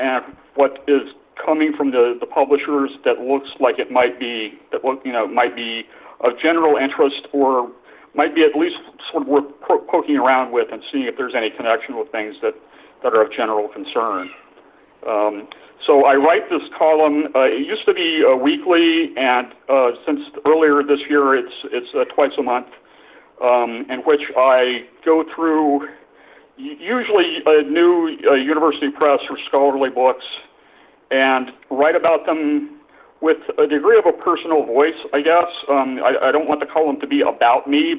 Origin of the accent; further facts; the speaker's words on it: Texas, United States; now in Washington, D.C., United States; I'm from Texas. My family background is from Texas